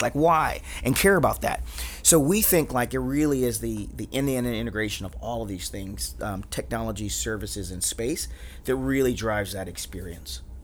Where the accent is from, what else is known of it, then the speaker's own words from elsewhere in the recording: Atlanta, Georgia, United States; growing up in Atlanta